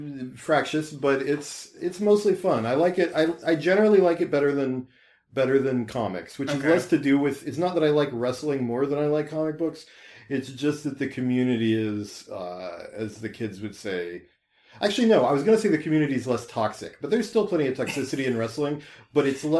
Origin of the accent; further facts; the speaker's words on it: Morristown, Tennessee, United States; I grew up, like, on the grounds of a state park, right outside of Morristown, Tennessee.